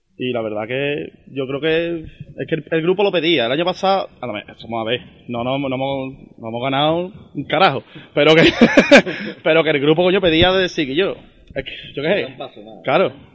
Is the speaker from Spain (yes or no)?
yes; Andalusia, Spain; somos andaluces